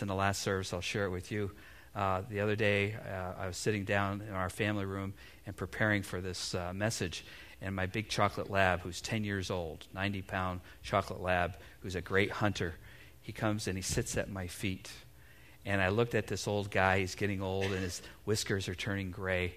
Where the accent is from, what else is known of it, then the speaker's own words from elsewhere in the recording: United States; here as American parents